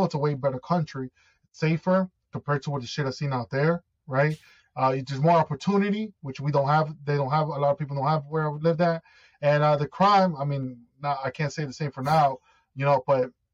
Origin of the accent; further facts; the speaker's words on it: United States; also born or lived in Ecuador; I'm from the States. Like, this is where I'm born. This is where my citizenship is. This is where I live